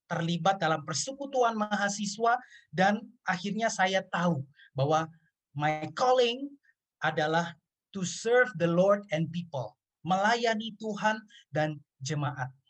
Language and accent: Indonesian; Ambon, Maluku, Indonesia; saya orang Ambon, saya bergereja di GPIB.